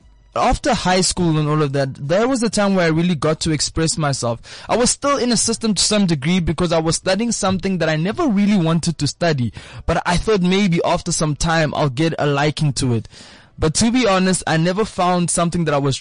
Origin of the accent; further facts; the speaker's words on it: Pretoria, Gauteng, South Africa; also born or lived in Eastern Cape; I moved from the Eastern Cape to Pretoria when I was around 5-6 years old